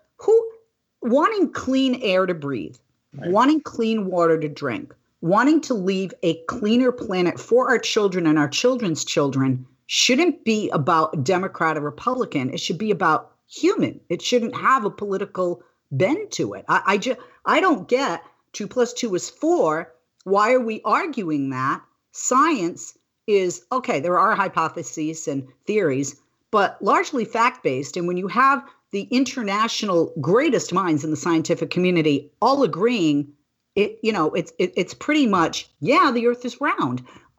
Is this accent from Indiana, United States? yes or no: no; California, United States; because as a voter and as a Californian, as a resident, I think it was lip service.